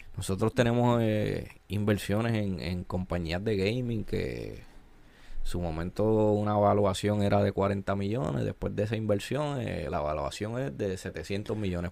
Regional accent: Ponce, Puerto Rico; Yo soy boricua y, y crecí y crecí

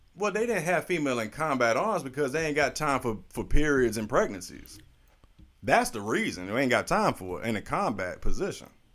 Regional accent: St. Petersburg, Florida, United States; also born or lived in Nuremberg, Germany; I was raised here in Saint Pete

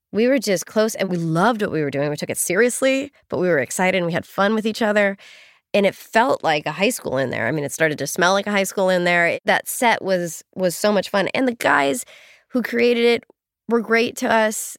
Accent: Northern California, United States; moved away as an adult; also born or lived in Los Angeles; even though I grew up in California, I was in Northern California

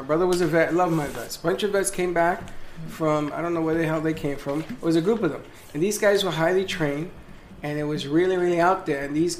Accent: New York City, New York, United States; when I grew up in the South Bronx

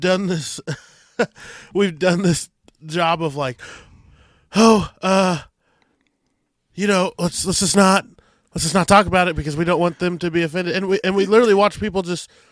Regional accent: Adrian, Missouri, United States; Adrian, Missouri, my hometown

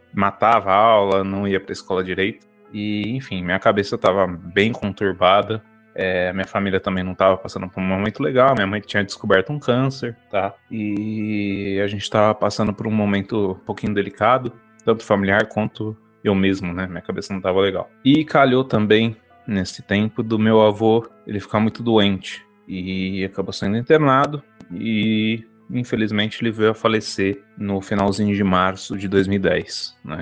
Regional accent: São Paulo, Brazil; sou daqui da cidade de São Paulo, da Grande São Paulo, aqui da Zona Leste.

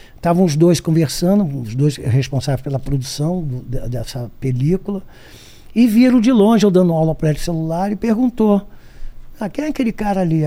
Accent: Brazil; Eu, eu sou brasileiro

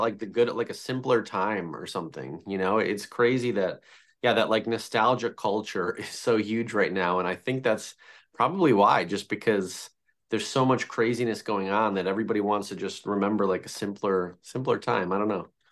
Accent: Chicago, Illinois, United States; I'm from Chicago

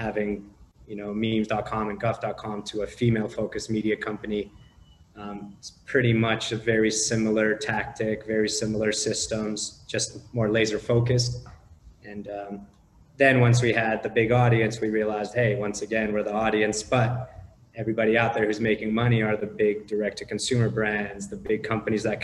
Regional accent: Canada; also born or lived in Romania / Los Angeles, United States; now in Panama; originally I was born in Romania, moved to Canada when I was about 5 years old

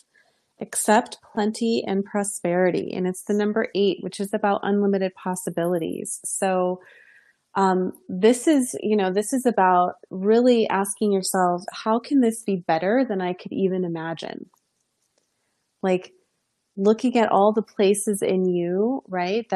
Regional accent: New York, United States; I'm from New York as well.

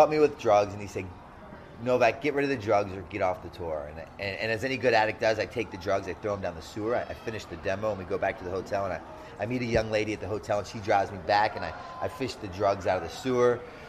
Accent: Kingsville, Maryland, United States; also born or lived in Baltimore; Well, I was born out here in Kingsville.

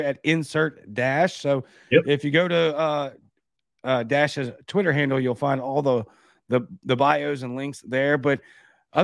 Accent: Baton Rouge, Louisiana, United States; now in Mississippi, United States; I'm from Baton Rouge

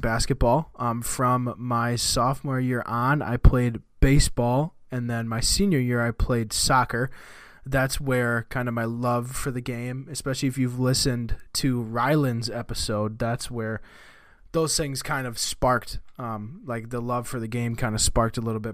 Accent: Marshfield, Wisconsin, United States; I was born in a town called Marshfield, Wisconsin. Um, I am from Wisconsin. I still live in Wisconsin. I've lived in Wisconsin my whole life

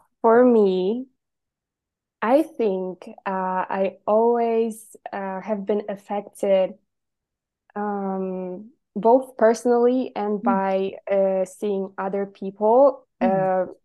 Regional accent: Poland; I'm 24 and I'm from Poland, which is where right now I'm talking to you.

